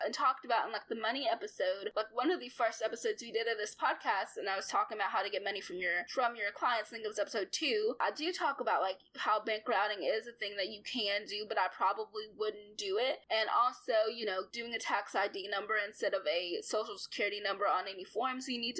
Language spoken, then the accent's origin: English; Arkansas, United States; I'm from Arkansas and I live in Arkansas